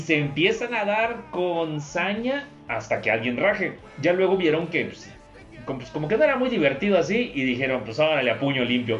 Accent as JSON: {"language": "Spanish", "area": "a town near Tampico", "region": "Tamaulipas", "country": "Mexico", "tie": "born or raised there", "moved": "yes", "said": "en el pueblo donde soy original"}